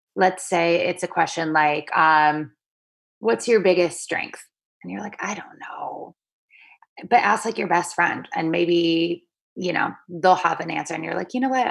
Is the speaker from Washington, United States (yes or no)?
yes; Seattle, Washington, United States; moved away as an adult; now in New York City, United States; I'm from Seattle